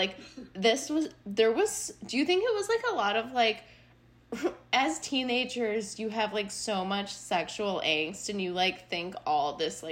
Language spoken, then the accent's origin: English; Chicago, Illinois, United States; accent: Chicago; my Chicago accent